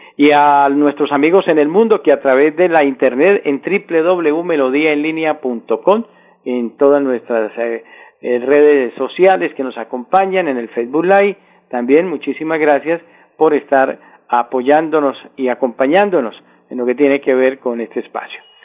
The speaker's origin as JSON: {"language": "Spanish", "country": "Colombia", "said": "como colombianos"}